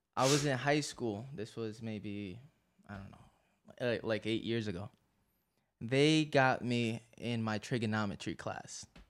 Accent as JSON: {"language": "English", "town": "New York City", "region": "New York", "country": "United States", "said": "I'm from Astoria, Queens. I'm from down the block from over here."}